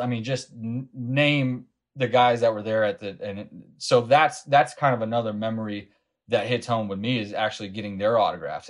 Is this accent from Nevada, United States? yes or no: yes; Las Vegas, Nevada, United States; I grew up in Las Vegas, Nevada